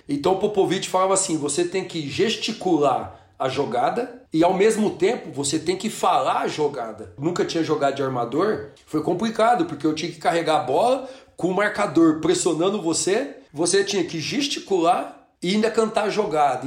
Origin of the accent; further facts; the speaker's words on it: Orlândia, São Paulo, Brazil; moved away as an adult; also born or lived in United States / Israel; a gente saiu de Orlândia, uma cidade pequena